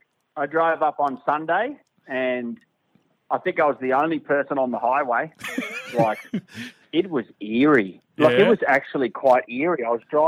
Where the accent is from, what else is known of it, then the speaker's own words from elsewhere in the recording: Brisbane, Queensland, Australia; moved away as an adult; now in Sydney, Australia; I'll do Brisbane back in my hometown